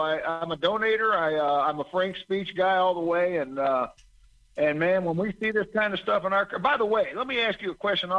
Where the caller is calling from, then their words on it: Cincinnati, Ohio, United States; I'm calling from Cincinnati area, just north of Cincinnati, Ohio.